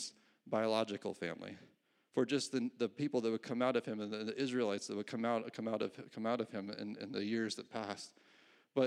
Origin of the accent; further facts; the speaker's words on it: New York, United States; also born or lived in California; When I was 5 years old, my parents moved from California to New York